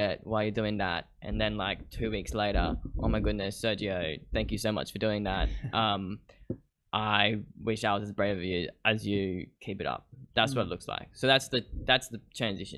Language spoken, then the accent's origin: English; Caloundra, Queensland, Australia; now in Brisbane, Australia; I'm from Caloundra on the Sunshine Coast